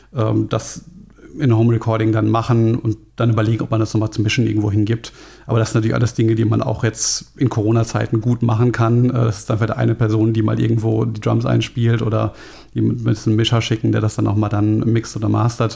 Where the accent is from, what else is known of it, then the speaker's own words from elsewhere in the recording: Frankfurt, Hesse, Germany; ich komme selber aus Frankfurt